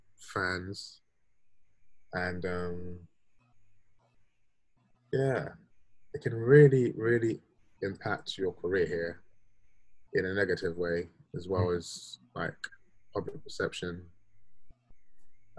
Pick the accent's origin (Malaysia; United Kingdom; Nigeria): United Kingdom; as Black British people